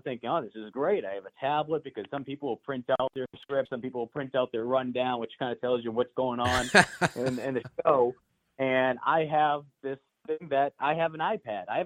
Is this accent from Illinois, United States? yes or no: no; right outside of Boston, Massachusetts, United States; moved away as an adult; also born or lived in Greenville, Mississippi; now in Columbia, United States; I grew up right outside of Boston and Massachusetts